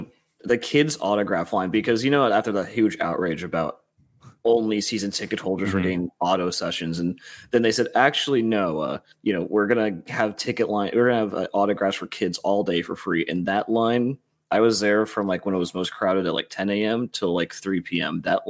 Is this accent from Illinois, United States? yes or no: no; Pittsburgh, Pennsylvania, United States; So it's not growing up in Pittsburgh, and you know, school always started around that time.